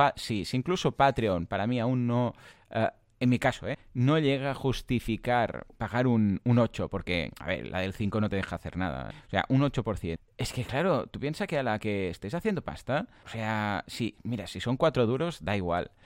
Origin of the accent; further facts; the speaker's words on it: Catalonia, Spain; yo igual es que soy muy catalán